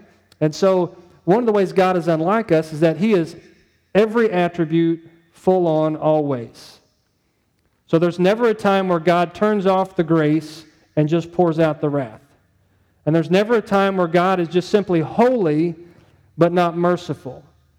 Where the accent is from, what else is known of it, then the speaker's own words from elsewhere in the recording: St. Louis, Missouri, United States; Where are you from? I'm from St. Louis area. Oh, you're a Rams fan. Yeah, that's right. I'm a Rams fan.